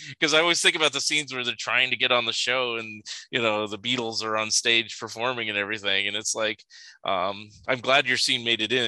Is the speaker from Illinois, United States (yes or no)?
no; Sunnyvale, California, United States; Where I grew up in California, and there used to be a Toys R Us